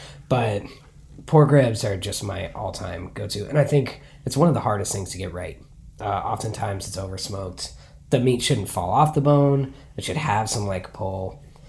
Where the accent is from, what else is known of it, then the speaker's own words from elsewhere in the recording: Northeast Texas, United States; also born or lived in Colorado; now in Portland, United States; I grew up in Northeast Texas, so northeast of Dallas. Really more, they call it a pine curtain to the south. It's more Old South than Texas. The feeling of it when you're there, it doesn't feel like Austin or even really Dallas, Fort Worth.